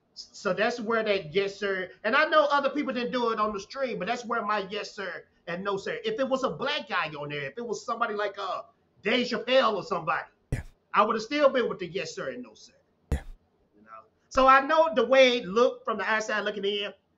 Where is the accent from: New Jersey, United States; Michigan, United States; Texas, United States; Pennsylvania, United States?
Texas, United States; a small town in; I'm from Texas, man. Uh, from a, a, small town in Texas, and I had uh, a father, I had a mother, I had grandparents